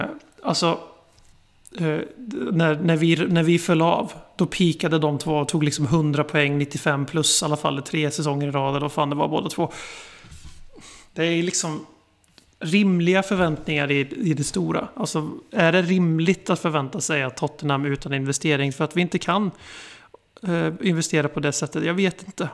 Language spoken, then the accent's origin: Swedish; Sweden; sitter vi som svenskar i Sverige